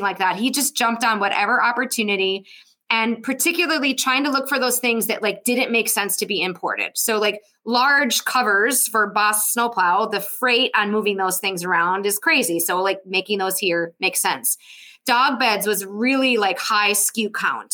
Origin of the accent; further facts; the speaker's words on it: Ironwood, Michigan, United States; We're 2 hours from Minnesota. So, you know, that's where, as a kid, that's where we went for our back to school shopping